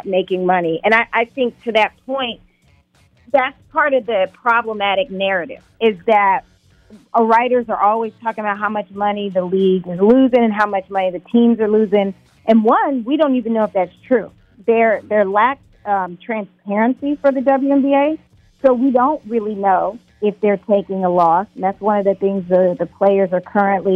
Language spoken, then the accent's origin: English; South Carolina, United States; moved away; I'm originally from South Carolina